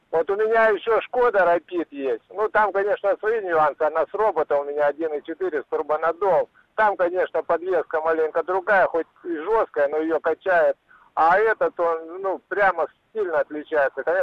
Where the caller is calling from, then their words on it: Krasnoyarsk, Krasnoyarsk Krai, Russia; Здравствуйте, я из Красноярска